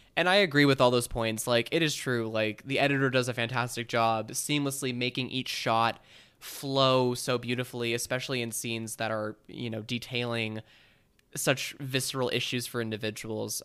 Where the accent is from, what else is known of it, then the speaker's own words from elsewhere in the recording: Bay Area, California, United States; I grew up in the Bay Area